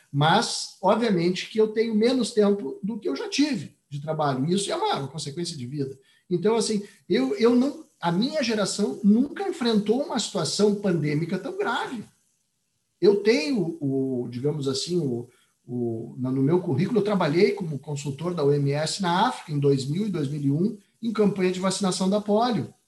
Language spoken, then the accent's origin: Portuguese; Rio Grande do Sul, Brazil; accent: gaúcho; dá para notar pelo meu sotaque que eu sou gaúcho